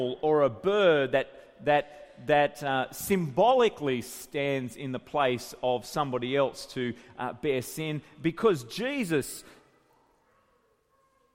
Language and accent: English; Grafton, New South Wales, Australia; my hometown, Grafton